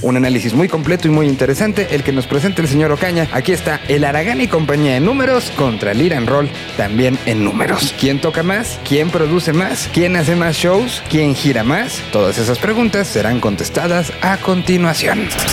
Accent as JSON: {"language": "Spanish", "country": "Mexico", "said": "los mexicanos"}